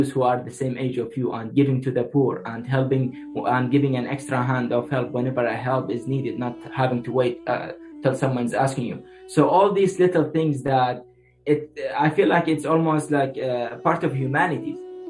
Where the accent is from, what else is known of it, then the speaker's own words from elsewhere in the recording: Iraq; moved away; I was born in an Islamic family, a Muslim family, and in an Islamic community in an Islamic country as well, in Iraq.